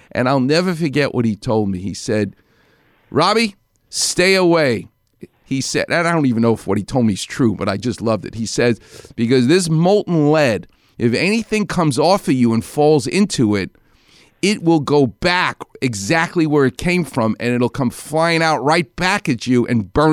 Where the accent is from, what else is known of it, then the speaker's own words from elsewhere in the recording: New York City, New York, United States; accent: Far Rockaway; now in Los Angeles, United States; my Far Rockaway accent